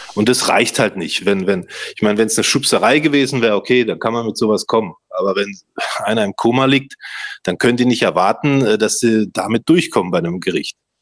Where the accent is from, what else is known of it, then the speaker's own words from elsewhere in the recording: Stuttgart, Baden-Württemberg, Germany; bei uns in Stuttgart